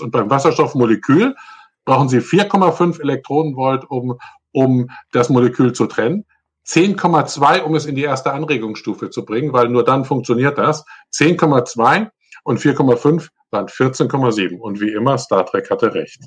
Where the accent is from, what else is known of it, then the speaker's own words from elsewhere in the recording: Northern Germany, Germany; moin, moin, sagt man da, wo ich herkomme, nämlich eigentlich aus Norddeutschland